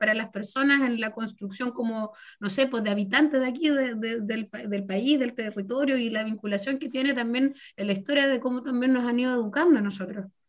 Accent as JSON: {"language": "Spanish", "town": "Chillán", "region": "Ñuble", "country": "Chile", "moved": "yes", "lives_now": "Concepción area, Chile", "said": "yo soy de Chillán"}